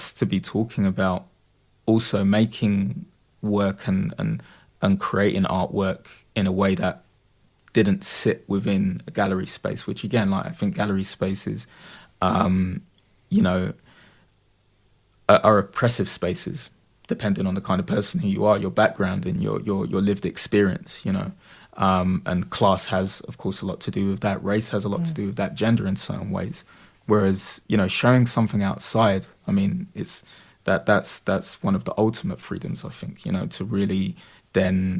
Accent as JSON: {"language": "English", "region": "London", "country": "United Kingdom", "tie": "born or raised there", "also_born_or_lived": "Dagenham, Essex", "lives_now": "Purfleet, United Kingdom", "said": "I grew up in Bethnal Green"}